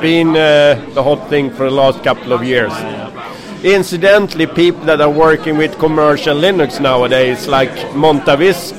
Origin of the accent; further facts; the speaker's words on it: Stockholm, Stockholm County, Sweden; I'm from Sweden, Stockholm